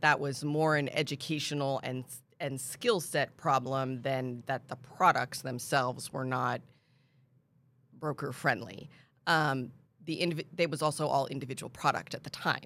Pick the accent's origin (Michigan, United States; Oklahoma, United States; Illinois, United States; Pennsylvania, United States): Pennsylvania, United States; moved away as an adult; also born or lived in Washington, D.C. / South Florida; now in San Antonio, United States; I grew up in Pennsylvania